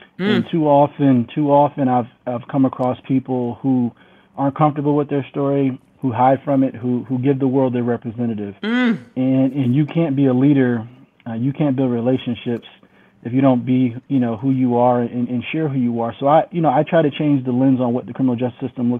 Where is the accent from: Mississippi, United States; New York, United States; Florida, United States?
New York, United States; Syracuse; Yeah, so, you know, I'm from Syracuse, New York, which a lot of people don't know where Syracuse is, but it's central New York, very cold place, actually gets the most snow in the country